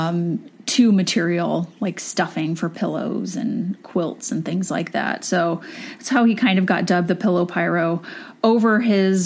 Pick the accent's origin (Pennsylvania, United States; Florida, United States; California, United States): California, United States; Southern; growing up in Southern California